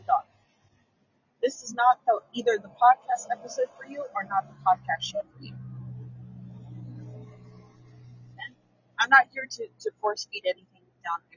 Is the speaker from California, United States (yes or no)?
yes; San Francisco, California, United States; I grew up in San Francisco